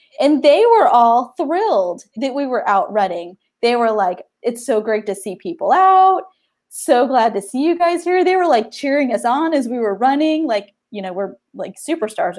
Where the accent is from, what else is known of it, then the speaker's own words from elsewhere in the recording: the South, United States; I am from the South, and it does matter